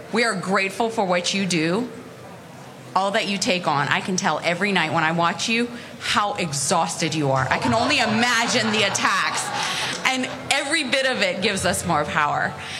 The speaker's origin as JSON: {"language": "English", "country": "Iran", "tie": "born or raised there", "moved": "yes", "lives_now": "United States", "said": "I was born in Iran, and I left Iran because there were borders."}